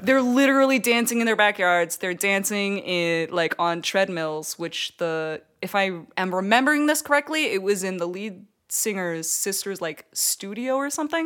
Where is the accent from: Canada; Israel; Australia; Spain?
Canada; I'm Canadian